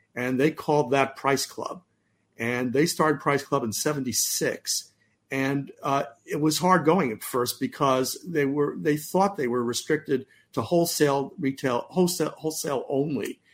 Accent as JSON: {"language": "English", "area": "Bay Area", "region": "California", "country": "United States", "tie": "born or raised there", "said": "We grew up in the Bay Area"}